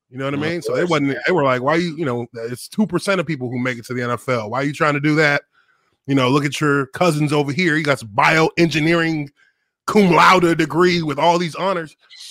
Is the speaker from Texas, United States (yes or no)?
yes; Dallas, Texas, United States; moved away as an adult; also born or lived in Indiana / Jacksonville, Florida; I grew up in Dallas, man. I'm from Dallas, Texas originally. You know, my parents are from Nigeria. So, you know, I came up in Dallas.